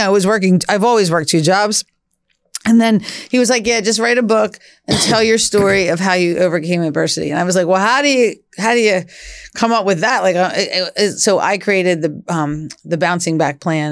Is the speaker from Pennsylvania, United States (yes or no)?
yes; Philadelphia, Pennsylvania, United States; We grew up in Northeast Philly